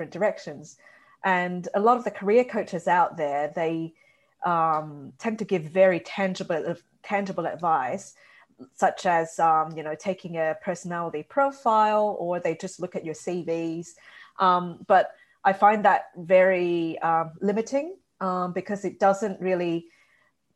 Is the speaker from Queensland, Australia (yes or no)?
yes; Brisbane, Queensland, Australia; also born or lived in Taiwan; I was originally from Taiwan and I grew up in Brisbane.